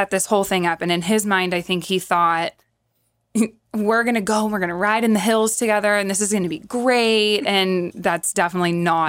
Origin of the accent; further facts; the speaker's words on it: San Jose, California, United States; now in Livermore, United States; I was born and raised in San Jose. And then when we moved to Livermore was just all farmland.